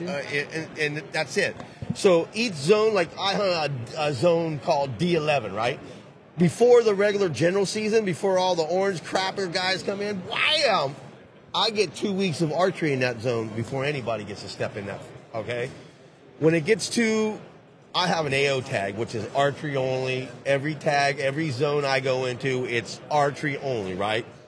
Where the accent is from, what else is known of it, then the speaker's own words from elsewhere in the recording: California, United States; I'm from Cali